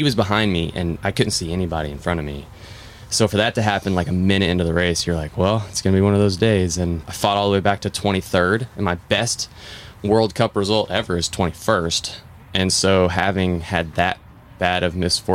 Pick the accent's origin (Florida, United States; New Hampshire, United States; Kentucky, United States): Kentucky, United States; Louisville; also born or lived in Indianapolis, Indiana; from Louisville, Kentucky